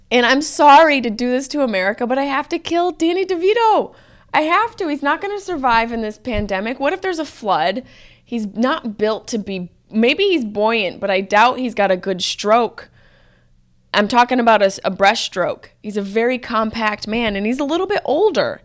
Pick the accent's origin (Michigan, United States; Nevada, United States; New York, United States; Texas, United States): New York, United States; Syracuse; I'm from Syracuse